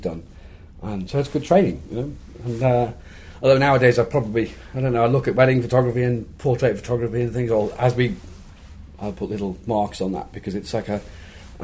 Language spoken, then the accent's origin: English; Liverpool, North West England, United Kingdom; my hometown of Liverpool.